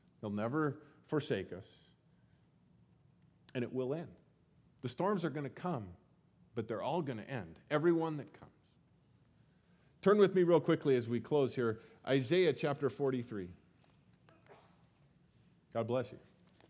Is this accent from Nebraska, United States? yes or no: no; Colorado, United States; I grew up in Colorado, and seeing the Rocky Mountains became something that I never, every day, no big deal. I miss them now.